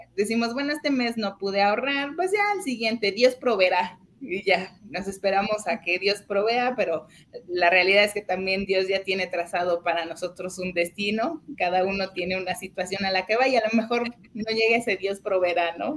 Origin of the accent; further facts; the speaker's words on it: Mexico; nosotros como, como mexicanos